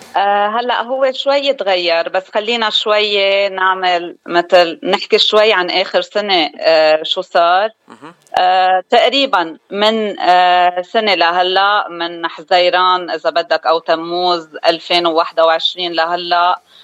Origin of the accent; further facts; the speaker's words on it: Beirut, Beirut Governorate, Lebanon; moved away as an adult; now in Arizona, United States; أنا من لبنان الأصل من جبال خلقانة ببيروت وقضيت أكترية حياتي ببيروت